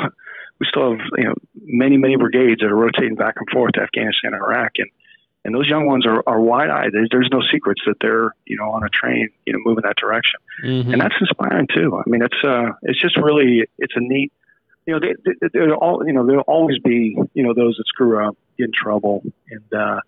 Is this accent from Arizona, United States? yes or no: yes; Phoenix, Arizona, United States; And when he retired, we settled in Phoenix. So I went to kind of middle school and high school in Phoenix, Arizon